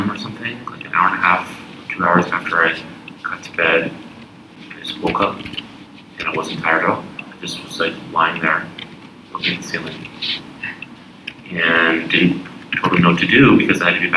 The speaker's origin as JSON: {"language": "English", "region": "Texas", "country": "United States", "tie": "born or raised there", "also_born_or_lived": "Montreal, Canada / New York, United States", "moved": "as an adult", "said": "I am actually a Texan and did all my schooling in Texas"}